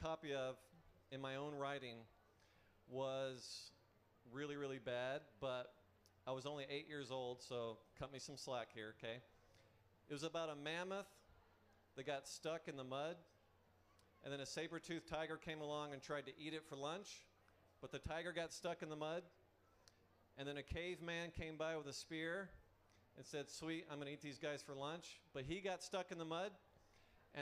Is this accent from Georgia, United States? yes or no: yes; Atlanta, Georgia, United States; I was born in Atlanta, Georgia